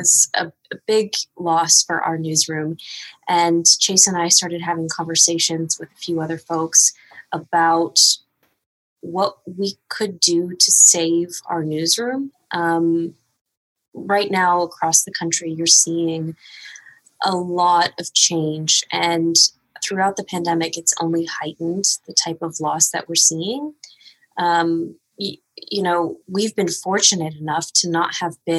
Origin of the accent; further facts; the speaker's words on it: Texas, United States; I am from Texas